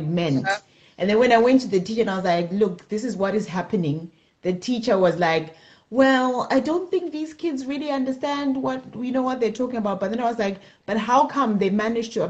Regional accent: Zimbabwe; moved away as an adult; I grew up in Zimbabwe

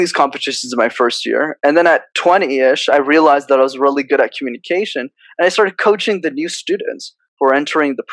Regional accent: Montreal, Quebec, Canada; I was born in Montreal, so I'm a born Canadian citizen.

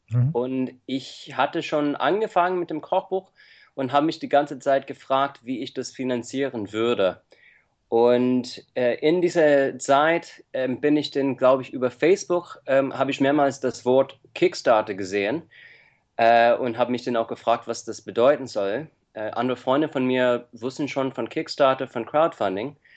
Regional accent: United States; now in Germany; Äh, ich komme ursprünglich aus Amerika und ich lebe seit 14 Jahren in Deutschland

